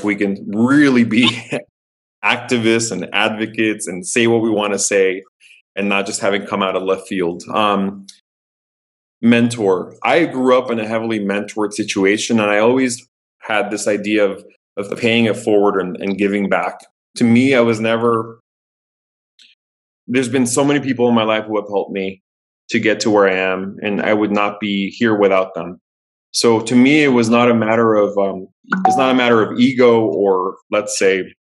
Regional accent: San Diego, California, United States; growing up in Southern California, in San Diego

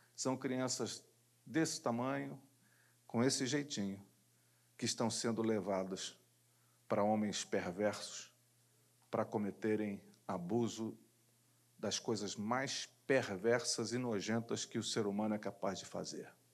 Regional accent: Rio de Janeiro, Brazil; Eu sou de Jacarepaguá, mas era líder de jovens da Igreja Metodista Wesleyana

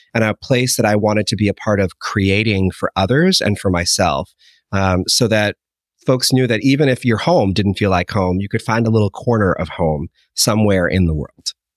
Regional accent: Holliston, Massachusetts, United States; growing up in Holliston, Massachusetts

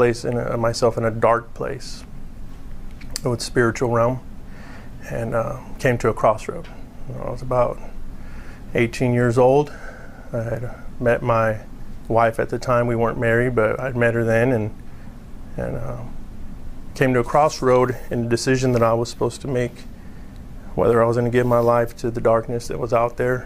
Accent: California, United States; I grew up in California

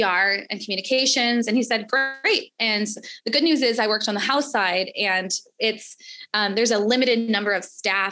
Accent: Chicago, Illinois, United States; also born or lived in Washington, D.C.; I'm from Chicago and my family's from here

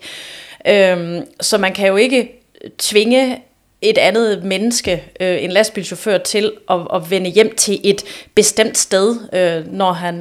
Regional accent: Aarhus, Central Denmark Region, Denmark; jeg er jo også Aarhusianer

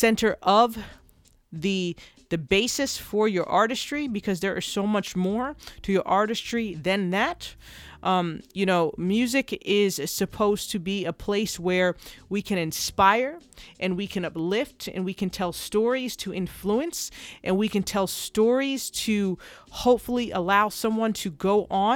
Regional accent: New Jersey, United States; I'm from New Jersey

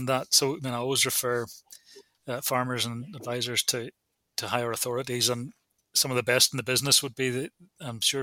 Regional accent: Ireland; I'm also Irish

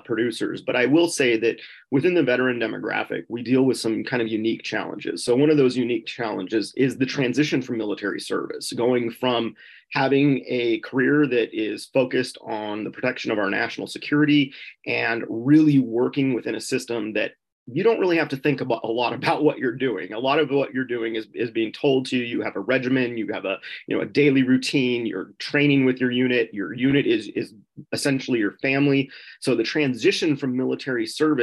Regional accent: Southern California, United States; also born or lived in Upper Peninsula of Michigan; now in Michigan, United States; I worked on farms growing up in Southern California

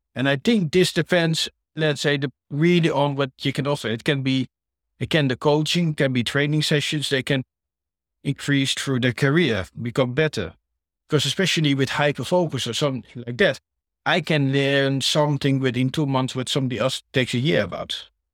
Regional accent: Netherlands; now in United Kingdom; I'm from the Netherlands

